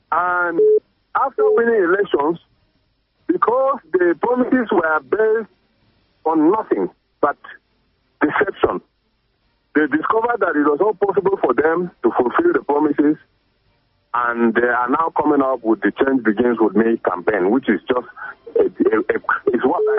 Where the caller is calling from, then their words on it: Jos, Plateau, Nigeria; I'm calling from Jos.